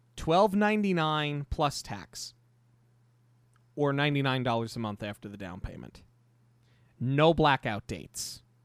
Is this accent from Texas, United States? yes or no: no; New York, United States; we're from New York